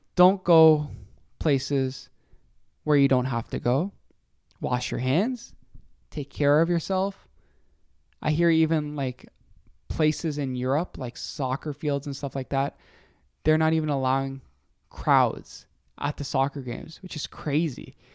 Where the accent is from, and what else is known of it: Canada